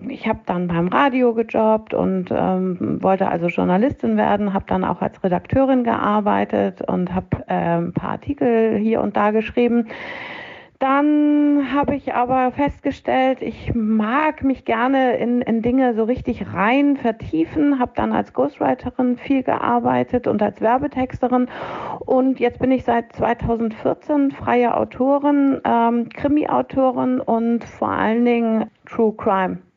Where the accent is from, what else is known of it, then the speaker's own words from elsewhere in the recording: Hamburg, Germany; Ich bin waschechte Hamburgerin, also nicht nur in Hamburg geboren, sondern ähm, es gibt auch ein paar Generationen vor mir in der Familie, die, die hier schon geboren worden sind.